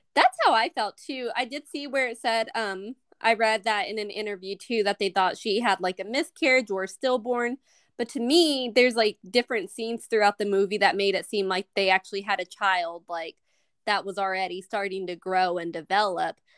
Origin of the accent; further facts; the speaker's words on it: United States; I'm American